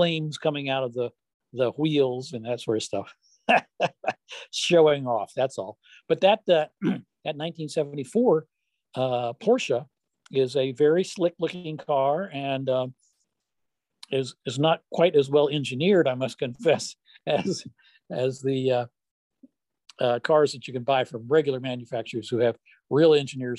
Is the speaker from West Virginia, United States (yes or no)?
yes; West Virginia, United States; I was born and raised in West Virginia